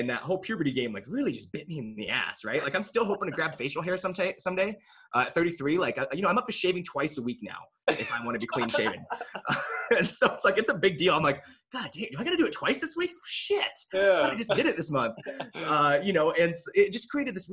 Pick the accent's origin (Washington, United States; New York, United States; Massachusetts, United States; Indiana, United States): Washington, United States; Kelso; also born or lived in Korea / Austin, Texas; now in Boulder, United States; I was born in Korea, but I grew up in a really small rural town in Washington State, Kelso, Washington, which is right outside of Mount St. Helens